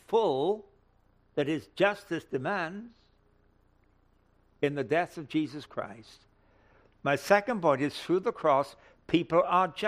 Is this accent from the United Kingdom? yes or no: yes; England, United Kingdom; moved away; I come from England originally